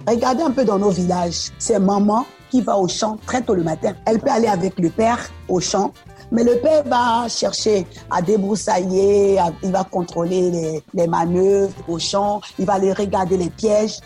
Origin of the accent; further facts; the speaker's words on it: Abobo, Abidjan, Côte d’Ivoire; French is a second language; J'ai grandi euh, en Côte d'Ivoire, où je suis née, à Aboville précisément.